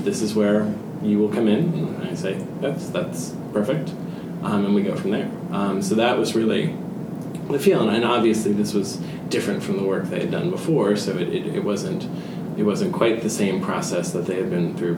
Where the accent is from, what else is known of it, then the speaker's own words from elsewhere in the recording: New Jersey, United States; I grew up very near New York City, New Jersey